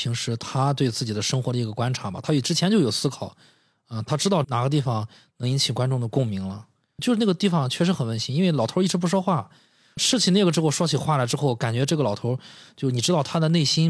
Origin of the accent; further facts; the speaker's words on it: Qingdao, Shandong, China; 我们青岛人